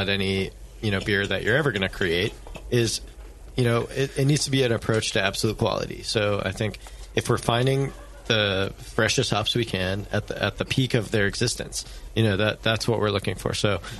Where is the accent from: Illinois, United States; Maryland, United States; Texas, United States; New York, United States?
Maryland, United States; Baltimore; now in Buellton, United States; I came from Baltimore, Maryland, and I never knew coming out to what I called at the time Buelton, California.